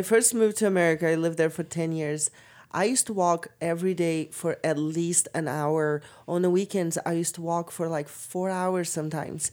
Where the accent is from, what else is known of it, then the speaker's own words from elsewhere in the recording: Brazil; moved away; also born or lived in California; I'm forty-three, so, and I'm from Brazil